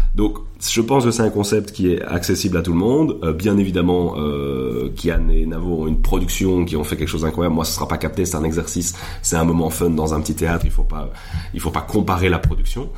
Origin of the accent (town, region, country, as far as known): Belgium